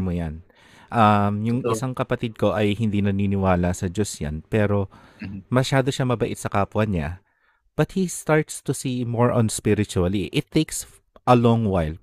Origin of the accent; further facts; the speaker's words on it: Philippines; moved away as an adult; ngayon na nalipat ka na sa ibang bansa, you started to realize na ano, ang dami palang kultura mo bilang isang Pilipino